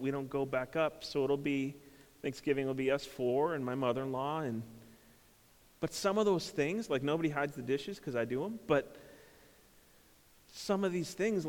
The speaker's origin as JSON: {"language": "English", "region": "Minnesota", "country": "United States", "tie": "born or raised there", "said": "I grew up in Minnesota and a big family."}